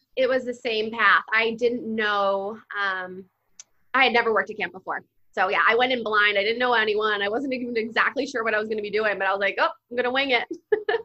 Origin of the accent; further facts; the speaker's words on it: New Jersey, United States; I grew up in Jersey.